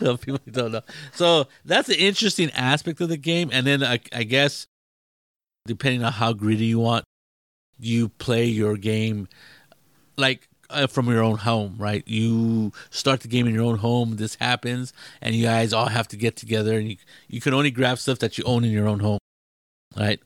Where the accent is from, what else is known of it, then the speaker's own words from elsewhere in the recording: Mexico; I'm not English. I'm, you know, mainly Mexican